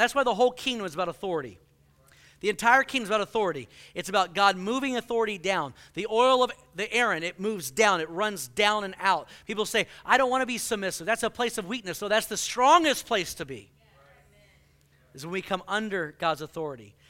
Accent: Houston, Texas, United States; moved away; I grew up in Houston

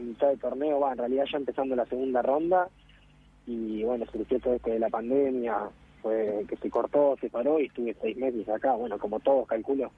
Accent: Tres Algarrobos, Buenos Aires Province, Argentina; born or raised there; moved away as an adult; also born or lived in Greece

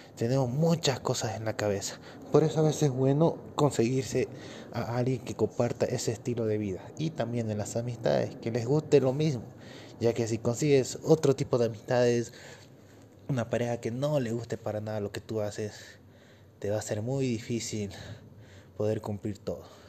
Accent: Bolivia; Yo soy de Bolivia

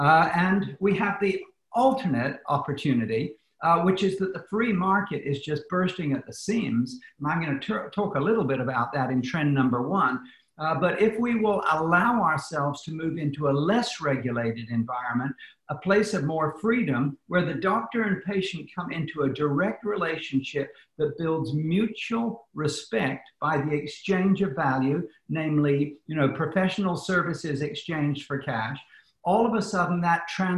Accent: United Kingdom; now in United States; Because I come from the British system, which has a socialized medical system, I understand what you see of socialism.

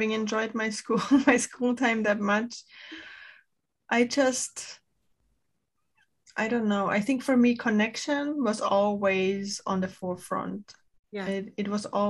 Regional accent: Austria; English is a second language; now in United States; I'm Austrian, my husband is Spanish

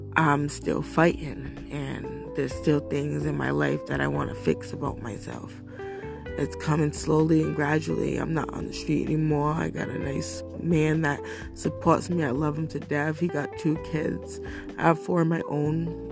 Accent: United States; I was born in America

